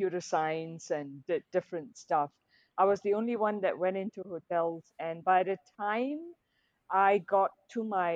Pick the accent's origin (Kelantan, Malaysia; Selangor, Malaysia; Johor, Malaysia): Selangor, Malaysia; Petaling Jaya; having grown up in PJ, my mum, both my parents are third generation Malaysian. They were born here